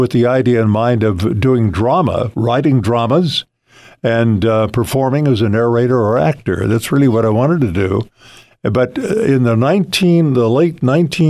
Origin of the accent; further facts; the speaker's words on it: Ojai, California, United States; raised in the Ojai Valley